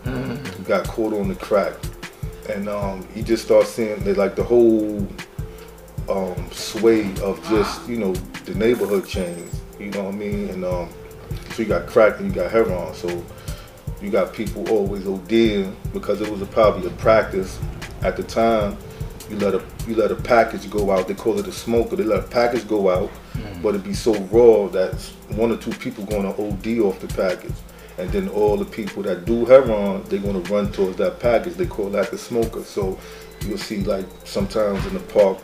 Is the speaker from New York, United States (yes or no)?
yes; New York City, New York, United States; I'm from Medina. I'm from the Bushwick area.